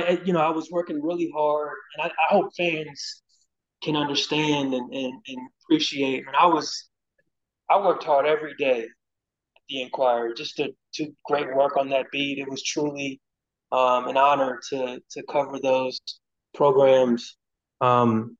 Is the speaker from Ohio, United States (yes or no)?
yes; Cincinnati, Ohio, United States; moved away as an adult; come back home. Obviously to my hometown and cover my alma mater